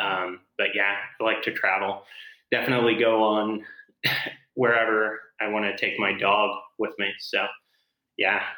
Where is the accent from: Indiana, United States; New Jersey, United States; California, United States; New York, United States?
Indiana, United States; Muncie; I'm from Muncie, Indiana